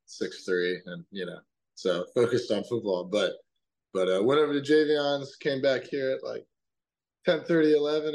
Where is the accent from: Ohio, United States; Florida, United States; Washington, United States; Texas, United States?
Florida, United States; Orlando; I'm from Orlando, so when I was a kid, we used to pretty frequently go to Magic games.